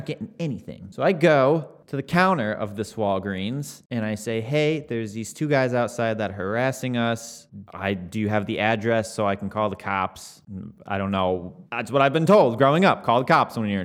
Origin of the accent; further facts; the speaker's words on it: Fenton, Michigan, United States; I'm from Fenton, Michigan.